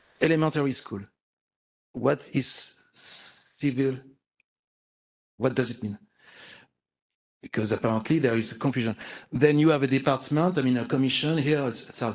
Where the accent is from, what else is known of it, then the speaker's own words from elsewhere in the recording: France; accent: French; English is a second language; now in San Francisco, United States; I'm French, you can tell with my accent